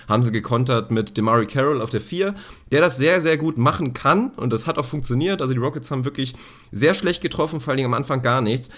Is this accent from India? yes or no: no; Lower Saxony, Germany; wir kommen ja beide aus Niedersachsen